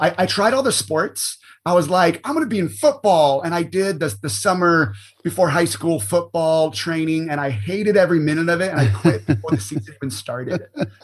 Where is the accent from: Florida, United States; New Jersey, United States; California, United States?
California, United States; Orange County; I was born and raised in Orange County, California, and I absolutely love Southern California